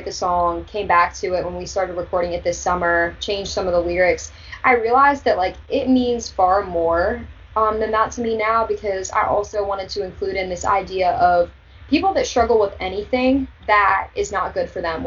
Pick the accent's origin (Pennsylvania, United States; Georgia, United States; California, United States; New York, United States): Pennsylvania, United States; Mifflin County; Mifflin County 4-H Fair